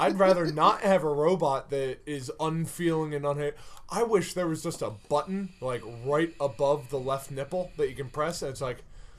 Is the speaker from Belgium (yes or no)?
no; Ireland; it's weird that I joke that I'm the most evolved because I'm Irish